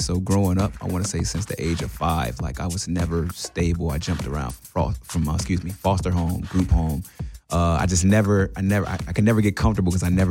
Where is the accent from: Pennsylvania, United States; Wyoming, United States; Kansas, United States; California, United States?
California, United States; Los Angeles; also born or lived in South Central; I'm a guy from Los Angeles, South Central to be exact.